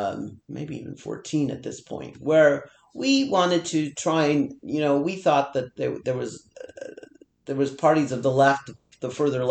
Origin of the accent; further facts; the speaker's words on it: India; now in Canada; I'm from India. I'm an immigrant.